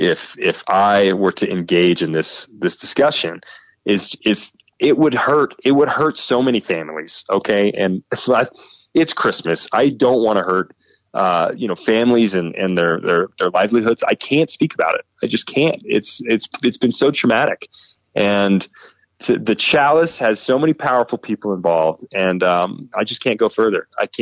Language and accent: English; Nashville, Tennessee, United States; also born or lived in England; I was born and raised in Nashville, Tennessee. And I think a couple of the years that I spent in England also probably evened me out.